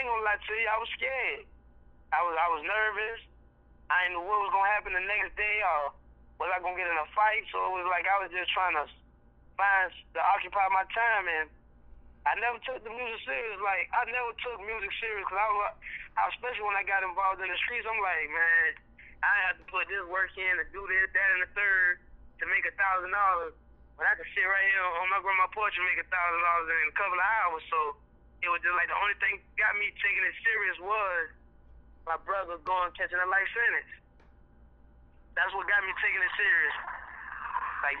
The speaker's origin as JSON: {"language": "English", "region": "the South", "country": "United States", "said": "I'm from the South"}